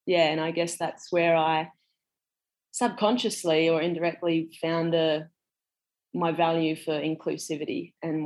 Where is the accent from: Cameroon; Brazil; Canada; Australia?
Australia; Western Australia; moved away; I'm from Western Australia originally.